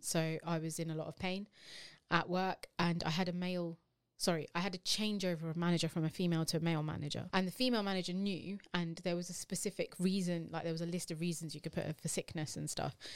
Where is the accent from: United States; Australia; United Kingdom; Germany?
United Kingdom; we are British Asian women